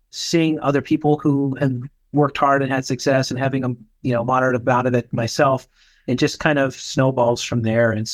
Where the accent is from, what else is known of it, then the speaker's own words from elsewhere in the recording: rural Nebraska, United States; moved away; I'm from Nebraska originally, rural Nebraska. I grew up in a town of about 8,000 people